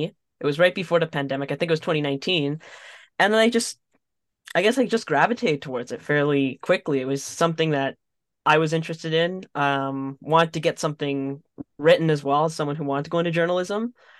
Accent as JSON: {"language": "English", "country": "Canada", "tie": "born there", "lives_now": "Edmonton, Canada", "said": "I'm Salvadoran Canadian, born in Canada. My dad was the one that came over."}